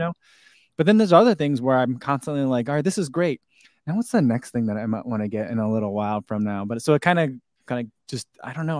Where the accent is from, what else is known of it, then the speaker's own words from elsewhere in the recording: New Jersey, United States; also born or lived in St. Louis / Chicagoland; now in Crystal Lake, United States; I am originally from New Jersey